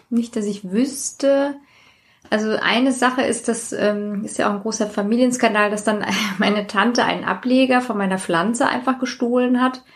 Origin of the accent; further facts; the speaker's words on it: Hanau, Hesse, Germany; ich komme auch aus Hanau